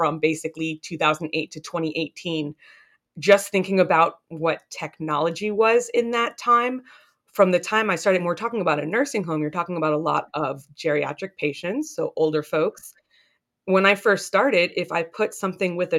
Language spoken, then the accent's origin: English; Northern Virginia, United States; also born or lived in Boston; I grew up in Northern Virginia